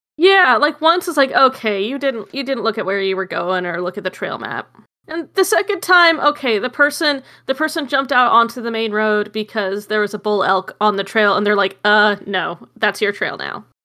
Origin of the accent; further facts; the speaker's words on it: Arizona, United States; I'm from Arizona.